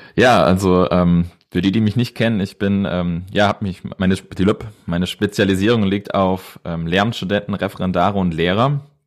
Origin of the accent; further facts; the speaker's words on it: Edersee, Northern Hesse, Germany; ich komme aus Nordhessen, besser gesagt vom Edersee